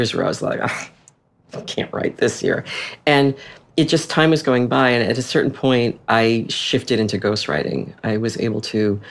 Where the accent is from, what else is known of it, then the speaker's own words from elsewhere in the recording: Boston, Massachusetts, United States; moved away as an adult; also born or lived in Washington, D.C.; we ended up living in my hometown